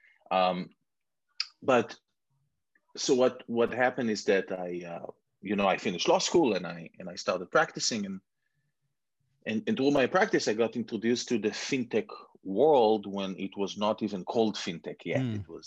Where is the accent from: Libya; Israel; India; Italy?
Israel; moved away as an adult; also born or lived in Canada / London; now in United States; some people can hear from my accent that I was born and raised in Israel. I've been here in the US for about 15 years, a little bit in Canada before